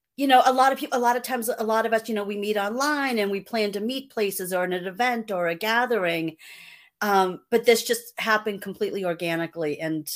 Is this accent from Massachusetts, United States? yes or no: yes; Dighton, Massachusetts, United States; Dighton, Mass. That's it.